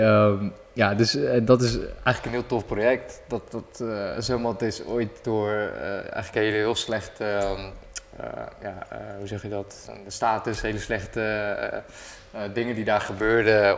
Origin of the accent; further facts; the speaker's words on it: Rotterdam, South Holland, Netherlands; ik kom uit Rotterdam